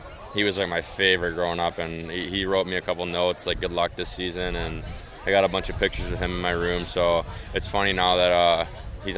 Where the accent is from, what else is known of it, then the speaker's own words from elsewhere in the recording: Plymouth, Michigan, United States; my hometown there in Plymouth